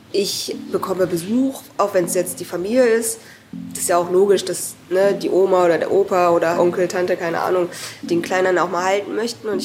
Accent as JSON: {"language": "German", "country": "South Korea", "said": "Und ich bin ja auch erst mit 36, glaube ich, das erste Mal wieder in Korea gewesen und habe dann so quasi mein Heimatland kennengelernt."}